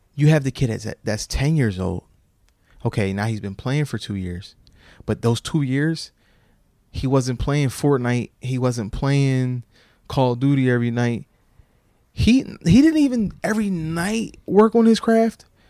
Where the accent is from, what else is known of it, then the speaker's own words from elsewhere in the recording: Sicklerville, New Jersey, United States; Jordan Burroughs, from my hometown, lived in the P section, uh, Primrose Gate.